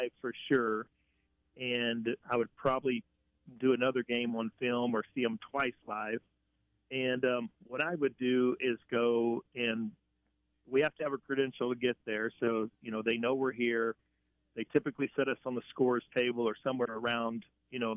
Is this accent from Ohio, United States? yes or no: no; Picayune, Mississippi, United States; I grew up in Picayune, Mississippi